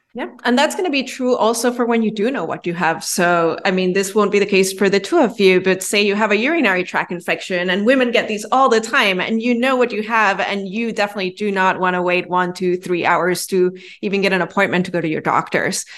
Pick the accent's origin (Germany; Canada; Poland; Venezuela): Venezuela; moved away as an adult; also born or lived in New York City; now in Miami, United States; I'm originally from Venezuela. I was born and raised there, and then I went to college in New York City.